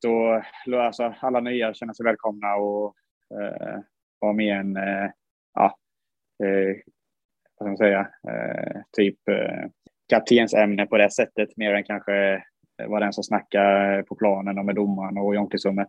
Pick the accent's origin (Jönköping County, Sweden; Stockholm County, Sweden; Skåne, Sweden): Jönköping County, Sweden; Huskvarna; där vi växte upp uppe i Huskvarnaberget